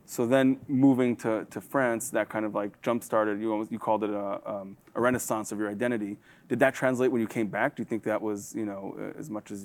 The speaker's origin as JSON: {"language": "English", "country": "Israel", "tie": "born or raised there", "moved": "yes", "lives_now": "United States", "said": "was born and raised in Israel with American parents"}